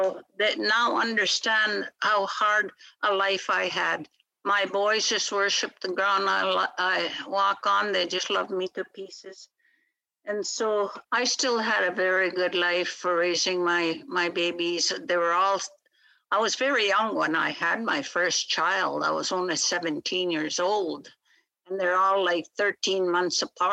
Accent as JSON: {"language": "English", "region": "Saskatchewan", "country": "Canada", "also_born_or_lived": "British Columbia", "first_language": "Michif", "second_language": "English", "said": "I speak Michif. That is my mother tongue. I was born and raised speaking the language"}